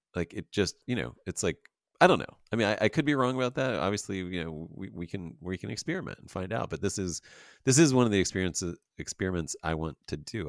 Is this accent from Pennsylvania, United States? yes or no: yes; Pennsylvania, United States; now in Los Angeles, United States; I'm from Pennsylvania as well